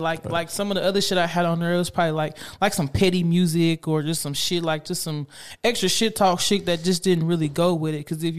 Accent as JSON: {"language": "English", "town": "Spencer", "region": "Oklahoma", "country": "United States", "tie": "born or raised there", "said": "I'm from Spencer, Oklahoma."}